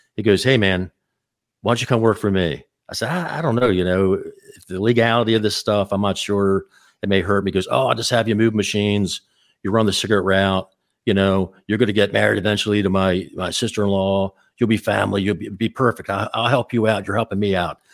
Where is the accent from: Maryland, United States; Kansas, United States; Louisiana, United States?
Maryland, United States; Baltimore; I was born in Baltimore, Maryland